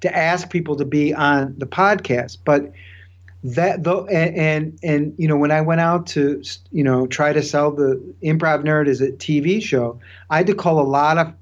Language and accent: English; Chicago, Illinois, United States; I was from Chicago